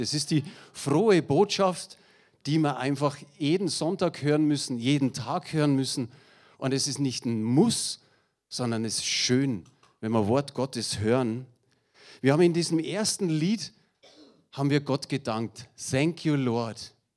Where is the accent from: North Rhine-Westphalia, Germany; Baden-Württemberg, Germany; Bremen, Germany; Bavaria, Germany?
Bavaria, Germany; Munich; accent: Münchnerisch; ich bin ein echter Münchner. Und ich hoffe, ihr versteht mein Münchnerisch